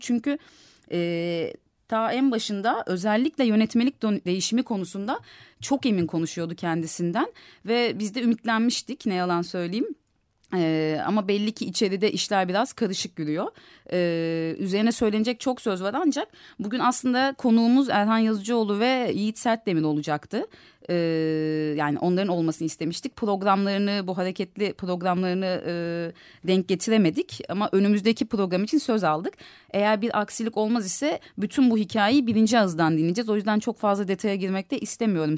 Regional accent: Istanbul, Turkey; bir Kadıköylü olarak

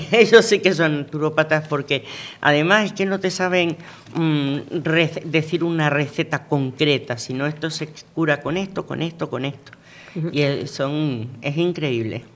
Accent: Venezuela; moved away; yo nací en Venezuela, yo me crié en Venezuela

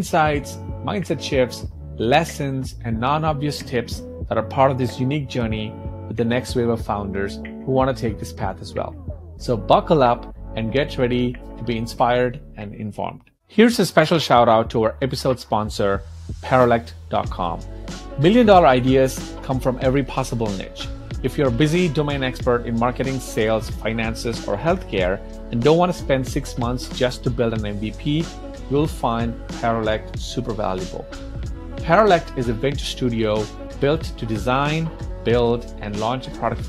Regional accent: India; I'm Indian and we have a lot of first name

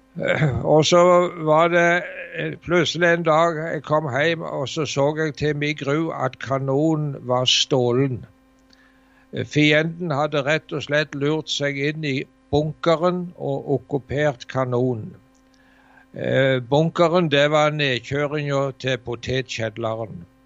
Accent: Varhaug, Rogaland, Norway; hjemme på Varhaug

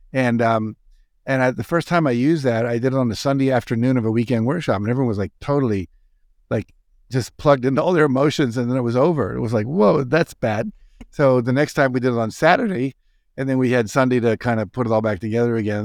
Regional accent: Wheeling, West Virginia, United States; moved away; I was a typical kind of lower middle class kid growing up in Wheeling, West Virginia.

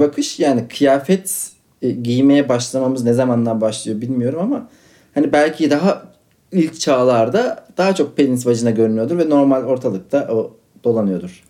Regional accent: Istanbul, Turkey; bir Kadıköylüyüm.

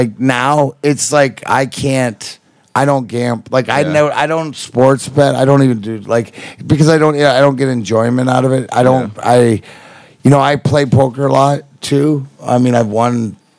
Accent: Canada; being Canadian, because you know I am the weed ambassador of Canada.

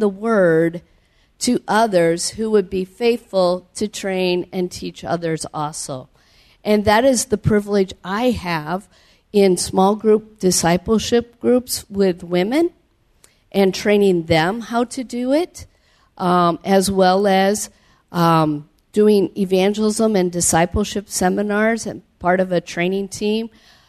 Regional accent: Cedar Falls, Iowa, United States; I grew up in Cedar Falls, Iowa, and as a child, heard about missions, especially through Awana.

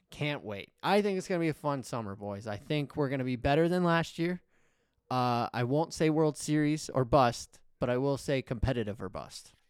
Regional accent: Atlanta, Georgia, United States; moved away; I grew up in Atlanta

